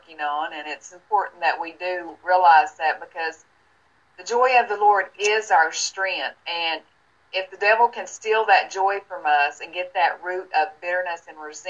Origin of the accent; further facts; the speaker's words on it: Tennessee, United States; moved away as an adult; now in Florida, United States; I moved from my hometown in Tennessee and moved here to Florida.